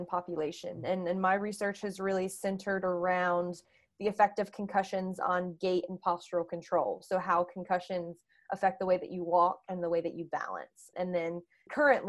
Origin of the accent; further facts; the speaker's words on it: North Carolina, United States; moved away as an adult; also born or lived in Delaware; now in Boston, United States; I am originally from North Carolina.